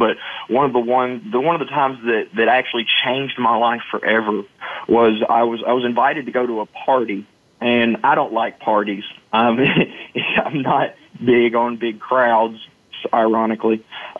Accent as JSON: {"language": "English", "region": "Arkansas", "country": "United States", "said": "No, I'm from Boston. I'm from Arkansas. What in the world are you talking about?"}